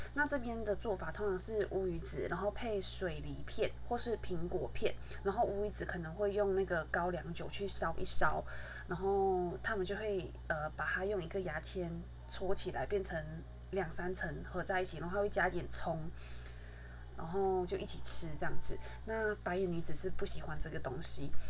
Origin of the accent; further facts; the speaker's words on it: Malaysia; moved away as an adult; now in Taiwan; 我其实从小到大都是在马来西亚长大